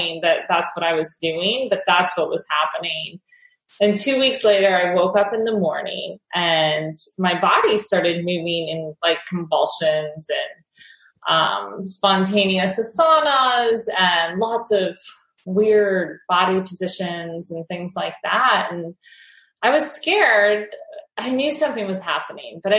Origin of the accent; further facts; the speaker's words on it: Ohio, United States; moved away as an adult; also born or lived in New York City; I grew up in Ohio and I moved to the city